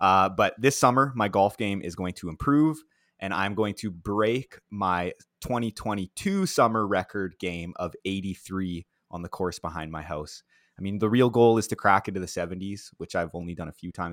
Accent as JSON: {"language": "English", "town": "Prince Albert", "region": "Saskatchewan", "country": "Canada", "tie": "born or raised there", "said": "my hometown"}